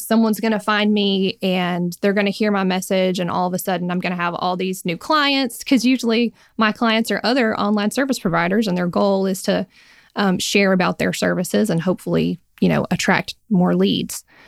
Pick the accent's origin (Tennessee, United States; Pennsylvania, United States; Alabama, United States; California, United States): Alabama, United States; I am and am based still in Alabama